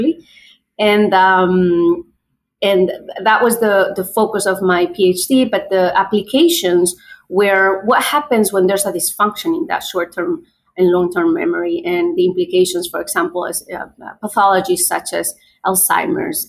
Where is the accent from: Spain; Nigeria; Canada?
Spain; English is a second language; moved away as an adult; also born or lived in Madrid, Spain / New York, United States; now in United States; I'm from Spain, originally born and raised, and I've spent, I would say, half of my life in Spain and half of my life